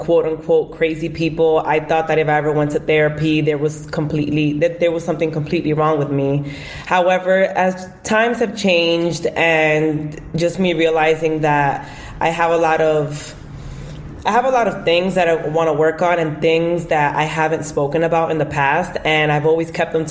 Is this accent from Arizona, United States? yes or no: no; New York City, New York, United States; also born or lived in Bronx, New York; I'm from the Bronx, New York, but I was born and raised in Washington Heights, and I currently still reside in the Bronx now